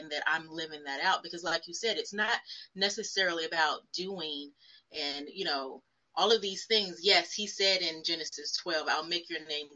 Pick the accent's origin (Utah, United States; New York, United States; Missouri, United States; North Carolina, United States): North Carolina, United States; Fayetteville; moved away as an adult; also born or lived in Charlotte, North Carolina; now in Richmond, United States; I am originally from Fayetteville, North Carolina